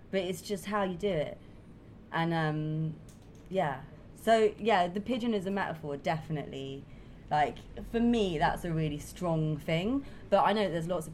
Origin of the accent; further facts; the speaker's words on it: London, United Kingdom; I'm from London, and there's not much wildlife.